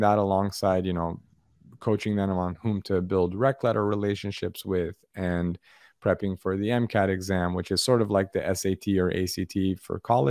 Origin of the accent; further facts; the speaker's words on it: Los Angeles, California, United States; now in San Diego, United States; I'm a Southern Californian, born and raised. I grew up in Los Angeles